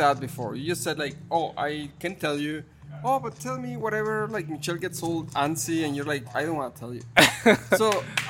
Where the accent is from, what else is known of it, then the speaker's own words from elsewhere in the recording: Mexico; moved away as an adult; also born or lived in Chicago; growing up in Mexico, and I love my country, I love my Mexico